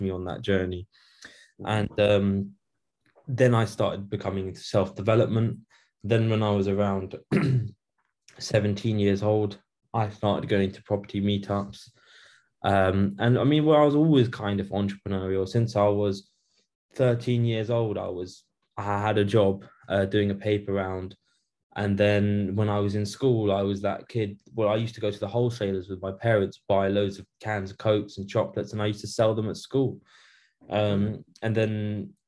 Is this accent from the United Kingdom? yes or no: yes; United Kingdom; I'm born in Britain. So I'm born in the UK. So I'm British, technically speaking.